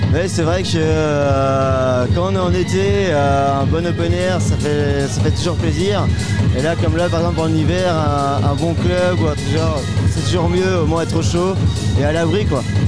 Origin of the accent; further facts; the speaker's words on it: Haut-Léon, Brittany, France; On vient du Haut-Léon tous, mais on est principalement basé sur Morlaix